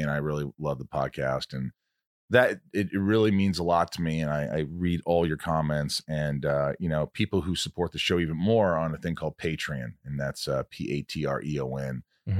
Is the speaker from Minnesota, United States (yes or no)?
no; Indiana, United States; also born or lived in Oceanside, Long Island, New York; I grew up in a small town in Indiana